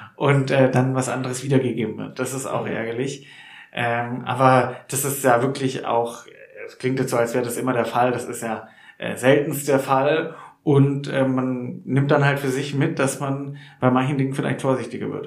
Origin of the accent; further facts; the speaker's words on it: Neckartenzlingen, near Nürtingen, Baden-Württemberg, Germany; Nürdingen, ja, wo ich auch um die Ecke aufgewachsen bin in den Kartenzlingen